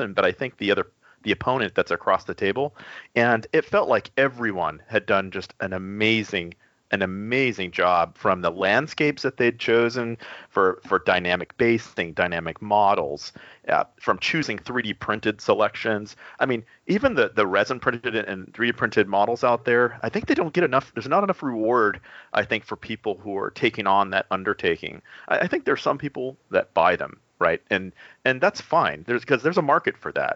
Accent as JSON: {"language": "English", "region": "Texas", "country": "United States", "said": "I'm from Texas"}